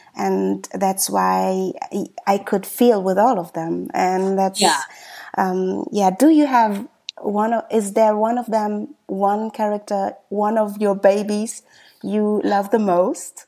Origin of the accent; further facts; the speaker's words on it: Germany; I was born and raised in Germany